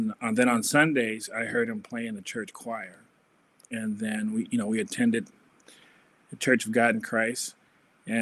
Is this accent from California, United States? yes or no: no; Detroit, Michigan, United States; moved away as an adult; also born or lived in Minnesota; I am from Detroit, Michigan, the Motor City, from a family of five.